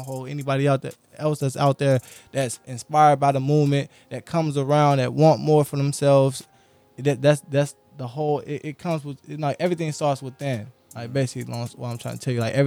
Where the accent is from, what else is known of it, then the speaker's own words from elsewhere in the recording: Aurora, Illinois, United States; also born or lived in West Side, Chicago / South Side, Chicago; my city, Aurora. Grew up on Aurora